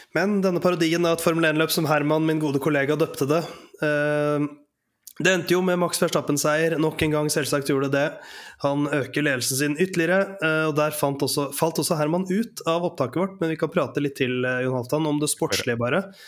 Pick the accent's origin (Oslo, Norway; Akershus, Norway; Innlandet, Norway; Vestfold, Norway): Oslo, Norway; er i Oslo, men det er altså der jeg kommer fra